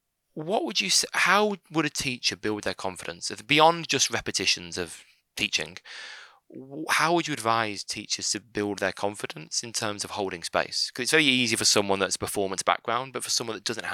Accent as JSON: {"language": "English", "town": "Birmingham", "region": "West Midlands", "country": "United Kingdom", "said": "I'm from Birmingham"}